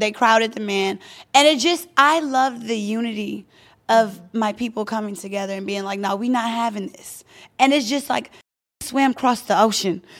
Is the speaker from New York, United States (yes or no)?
no; Louisiana, United States; now in Los Angeles, United States; I'm from Louisiana